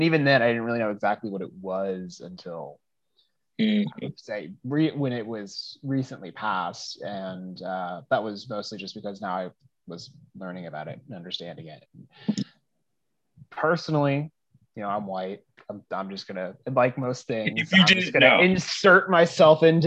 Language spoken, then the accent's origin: English; California, United States; I'm from California.